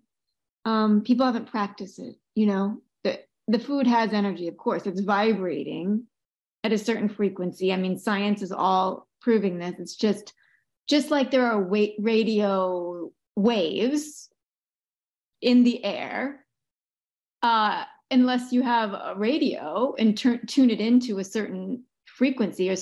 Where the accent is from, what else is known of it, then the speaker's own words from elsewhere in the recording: Boston, Massachusetts, United States; I was born in Boston. I went to a Catholic school